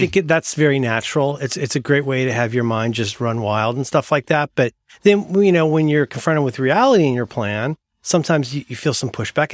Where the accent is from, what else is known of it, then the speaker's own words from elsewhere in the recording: Ohio, United States; moved away; I'm from Ohio. I'm from Hillbillies.